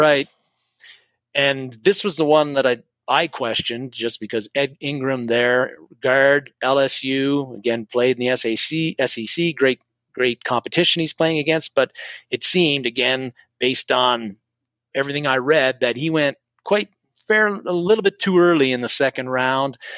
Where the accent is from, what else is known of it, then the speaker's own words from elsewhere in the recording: Canada; I'm Canadian